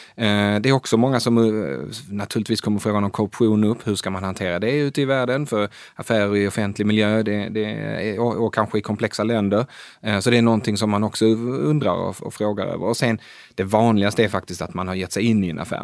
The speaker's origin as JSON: {"language": "Swedish", "country": "Sweden", "also_born_or_lived": "Asia", "moved": "as an adult", "lives_now": "Stockholm, Sweden", "said": "vara svensk i Asien"}